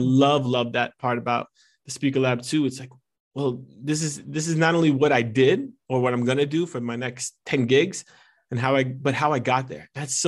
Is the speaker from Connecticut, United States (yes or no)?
no; New Jersey, United States; I'm Italian American and I'm from fine. Jersey. So we just exaggerate on everything.